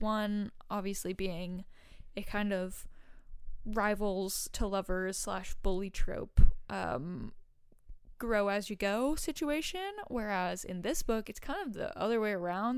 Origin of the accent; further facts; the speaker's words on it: Massachusetts, United States; I grew up in Massachusetts